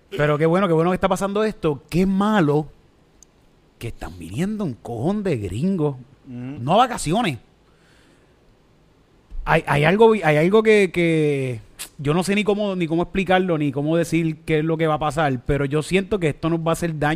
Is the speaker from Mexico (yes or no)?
no; Puerto Rico; also born or lived in Dominican Republic; nosotros sí somos boricuas, cabrón.